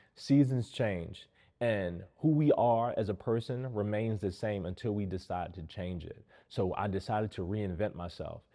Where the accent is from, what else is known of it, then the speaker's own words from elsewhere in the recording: Baltimore, Maryland, United States; I grew up in Baltimore in a single family home.